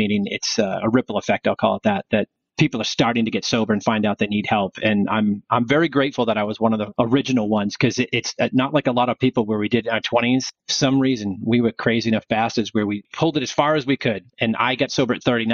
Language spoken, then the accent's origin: English; Freetown, Massachusetts, United States; We were a tri-town high school, Assonet, Freetown, and Lakeville